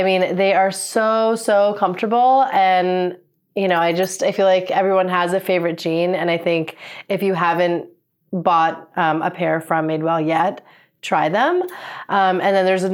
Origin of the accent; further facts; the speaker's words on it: New York, United States; I am a New Yorker to the core